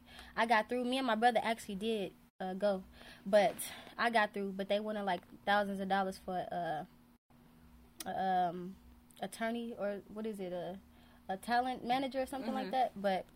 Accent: Chicago, Illinois, United States; from Chicago, the South Side, low end or no end.

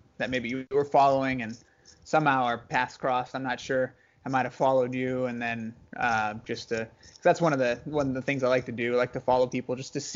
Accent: Wasilla, Alaska, United States; moved away; I was born and raised up in Wasilla, Alaska, and that was really cool. Grew up there my whole life

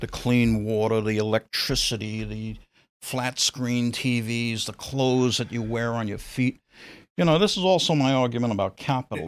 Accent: New York City, New York, United States; I grew up in Brooklyn.

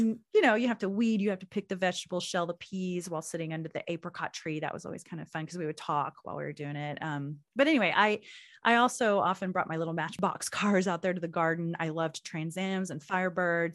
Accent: Oklahoma, United States; moved away; I moved away from Oklahoma.

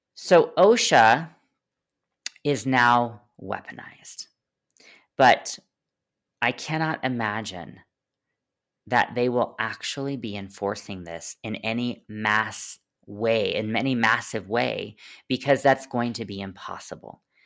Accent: United States

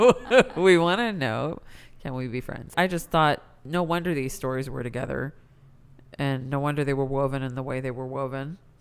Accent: United States; as an Indian person born in America

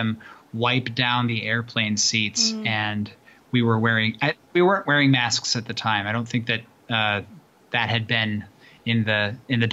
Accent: Missouri, United States; as an American and as a Missourian

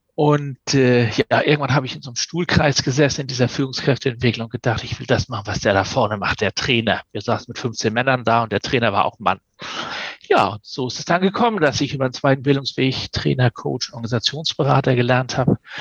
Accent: Hamburg or near Hamburg, Germany; accent: North German; also born or lived in Kiel / Glasgow; ich spreche Norddeutsch und das ist auch so, weil ich komme von hier komme aus Hamburg oder aus der Nähe von Hamburg

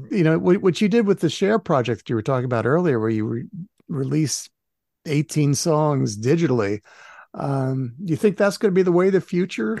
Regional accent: New Jersey, United States; I grew up in New Jersey

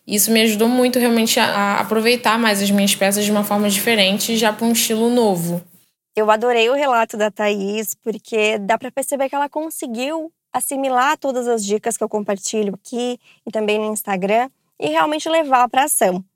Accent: Rio de Janeiro, Brazil; Eu tenho 29 anos, eu sou do Rio de Janeiro.

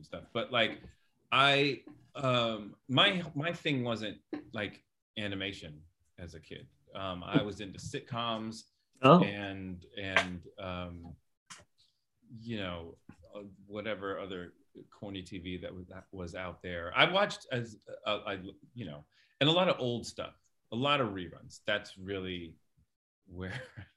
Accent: San Jose, California, United States; moved away as an adult; also born or lived in San Francisco / Los Angeles / New York; I grew up in the Bay Area and California. I grew up in San Jose, California.

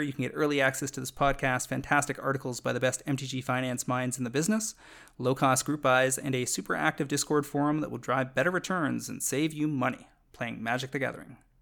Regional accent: Canada; I'm a Canadian

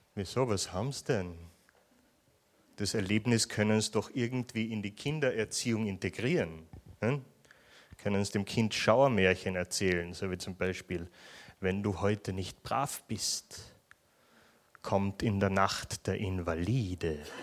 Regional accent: Vienna, Austria; accent: Viennese; ich komme aus Wien, äh, der Stadt des morbiden Humors

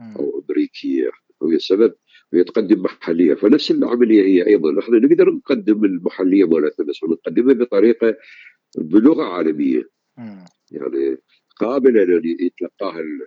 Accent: Iraq; عندنا بالعراق

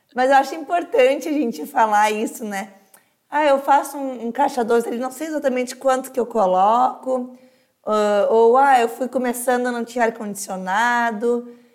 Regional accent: Novo Hamburgo, Rio Grande do Sul, Brazil; eu sou de Novo Hamburgo

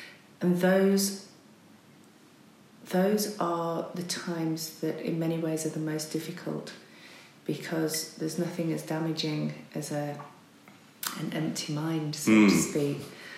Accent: Barnoldswick, North West England, United Kingdom; Well, as you say, I came from Lancashire. I was... in a very small town at primary school, a small town called Barnoldswick.

